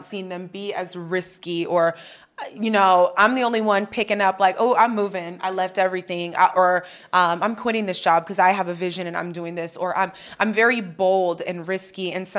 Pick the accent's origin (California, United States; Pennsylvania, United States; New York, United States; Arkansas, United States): New York, United States; I was raised Christian in New York. I got really lost. You can get lost out there.